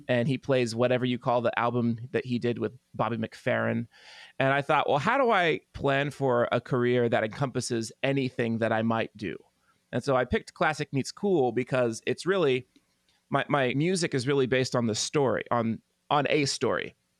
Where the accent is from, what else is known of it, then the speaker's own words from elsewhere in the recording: Tulsa, Oklahoma, United States; here in my hometown of Tulsa